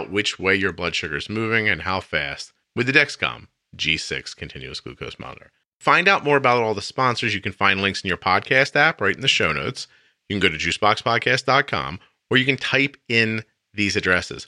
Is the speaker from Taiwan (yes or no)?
no; Northeast, United States; accent: Northeast; my Northeast accent